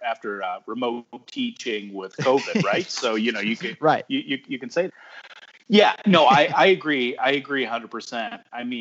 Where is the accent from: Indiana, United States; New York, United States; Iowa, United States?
Indiana, United States; I'm from the Midwest, Indiana, and I'm a dad who loves to travel.